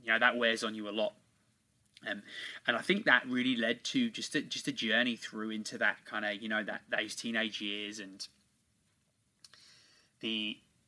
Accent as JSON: {"language": "English", "region": "England", "country": "United Kingdom", "tie": "born or raised there", "said": "born and raised in England."}